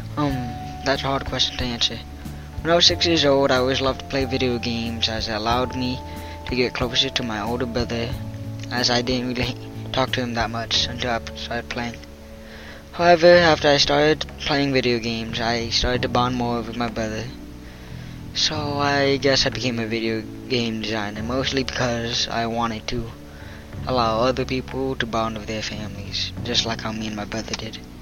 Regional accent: Riverside, California, United States; I was born in Riverside, California

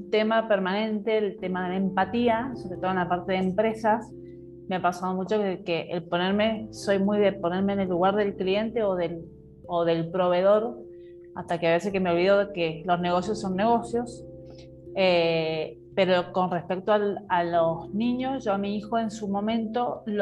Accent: Mendoza, Argentina; Yo también soy, soy de Mendoza.

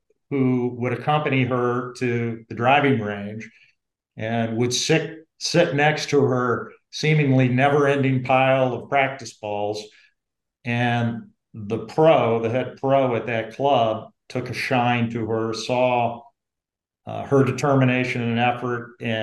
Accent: about 30 miles northeast of Cincinnati, southern Ohio, United States; we lived on in farmland in southern Ohio, about 30 miles northeast of Cincinnati

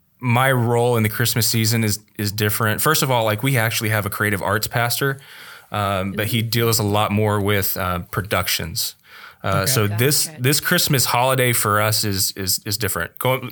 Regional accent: Ponca City, Oklahoma, United States; moved away as an adult; also born or lived in Texas; now in Michigan, United States; born and raised in Okie. Spent the majority of my life in Oklahoma, born and raised in Ponca City.

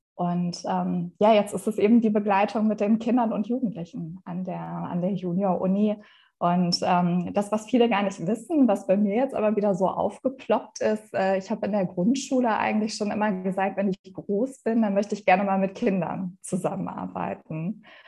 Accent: Essen, North Rhine-Westphalia, Germany; also born or lived in Madrid / Bavaria; ich komme gebürtig auch aus Essen. Also Essen ist meine Heimatstadt. Ich bin hier aufgewachsen, ich bin hier zur Schule gegangen.

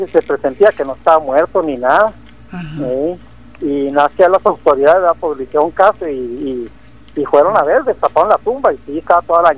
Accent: Santa Rosa, Chihuahua, Mexico; yo soy de Santa Rosa, Chihuahua.

